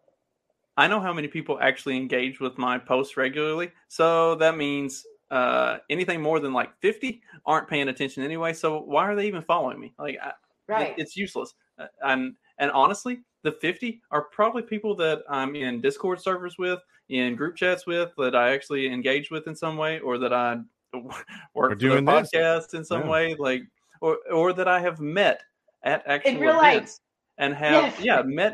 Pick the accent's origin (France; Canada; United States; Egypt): United States; the South; accent: Southern; also born or lived in New Jersey / Pennsylvania; I'm from the South